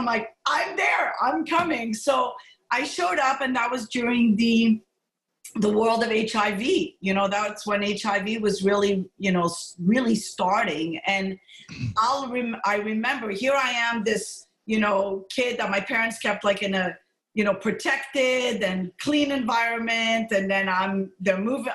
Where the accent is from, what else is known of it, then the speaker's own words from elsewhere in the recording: Montreal, Quebec, Canada; moved away; also born or lived in Morocco / Nova Scotia; I was born in Morocco. Uh, my parents, you know, my background is uh, I'm pretty much a mutt, like Spanish background, German you name it, it's all mixed in. Italian, I was happy to see on 23andMe, I have some Italian blood, um, and Greek. So I'm a mutt. And essentially, my parents immigrated to Montreal. I was raised in Montreal